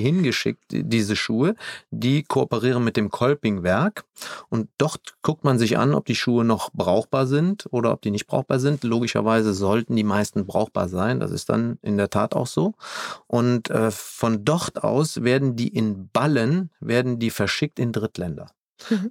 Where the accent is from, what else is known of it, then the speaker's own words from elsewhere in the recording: Germany; hier bei uns in Deutschland